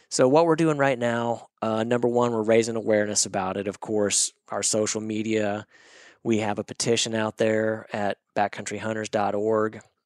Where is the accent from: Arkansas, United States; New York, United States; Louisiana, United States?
Arkansas, United States; Northwest; I grew up in Northwest Arkansas.